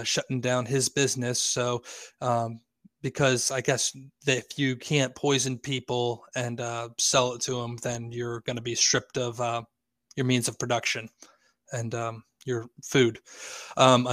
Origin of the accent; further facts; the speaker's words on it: Lancaster, Pennsylvania, United States; now in York, United States; I live in York, Pennsylvania. I'm from Lancaster, Pennsylvania